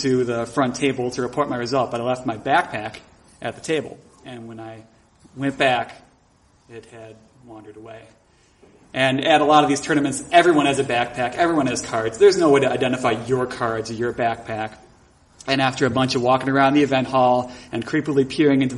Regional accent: Buffalo, New York, United States; I started doing improv comedy in my hometown of Buffalo, New York

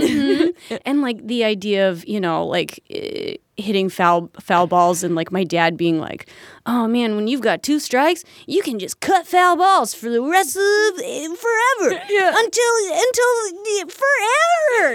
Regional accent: Fauquier County, Virginia, United States; moved away as an adult; also born or lived in Richmond, Virginia; now in Chicago, United States; where I grew up in Fauquier County.

